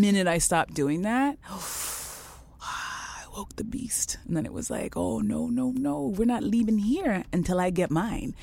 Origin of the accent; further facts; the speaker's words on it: Canada; I was born in Canada